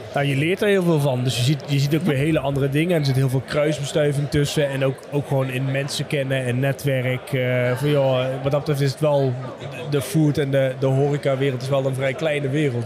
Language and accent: Dutch; Limburg, Netherlands; moved away; also born or lived in Amsterdam; als Limburger. Al, al, alhoewel ik 13 jaar in Amsterdam gewoond heb.